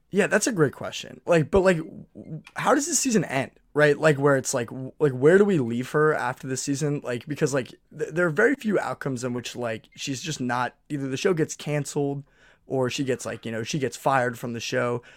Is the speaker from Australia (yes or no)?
no; New England, United States; now in New York, United States; I'm from New England